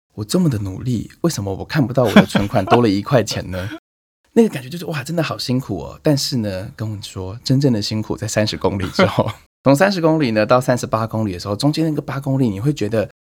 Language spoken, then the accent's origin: Chinese; Taiwan; 我身为一个台湾人